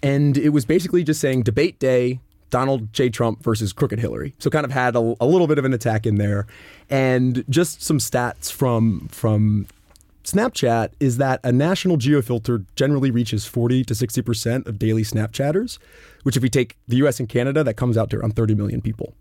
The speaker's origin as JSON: {"language": "English", "country": "United States", "tie": "born or raised there", "said": "as an American in growing up in civics class"}